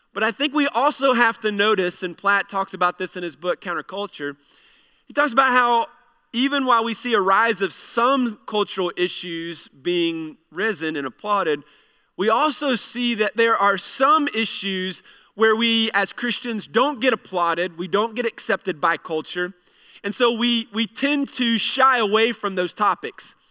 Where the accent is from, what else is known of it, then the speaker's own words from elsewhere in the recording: United States; we have the ability as American citizens to be able to vote